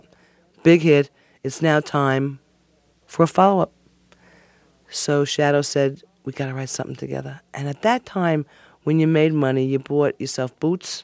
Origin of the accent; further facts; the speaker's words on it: Levittown, New York, United States; I grew up in Levittown, Long Island, on the corner of Starlight and Springtime Lane